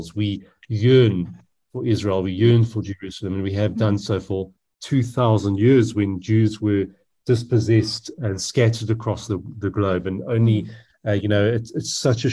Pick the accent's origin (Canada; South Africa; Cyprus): South Africa